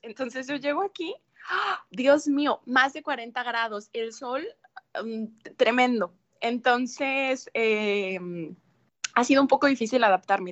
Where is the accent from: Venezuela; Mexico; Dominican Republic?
Mexico; now in Ciudad Juárez, Mexico; como mexicana